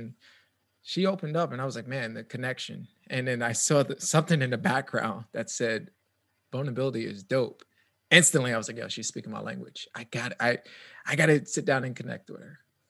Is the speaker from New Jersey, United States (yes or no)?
no; New York City, New York, United States; Originally from the Bronx.